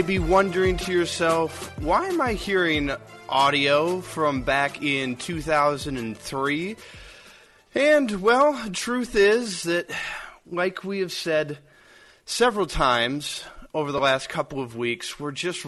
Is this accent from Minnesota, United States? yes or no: yes; Minnesota, United States; I grew up in Minnesota.